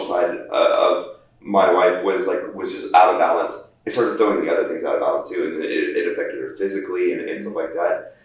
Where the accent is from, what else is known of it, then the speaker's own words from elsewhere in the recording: United States; as Americans, we're, we're, we're kind of almost ingrained in running this fast pace